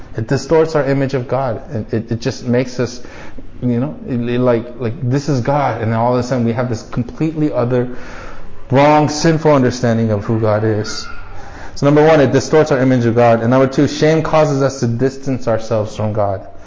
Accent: United States; growing up as Asian American in a predominantly white neighborhood in America

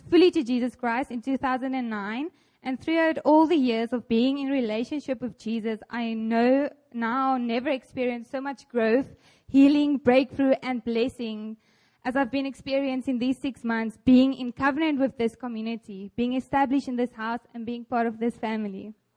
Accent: South Africa; moved away as an adult; now in South Korea; I'm from South Africa

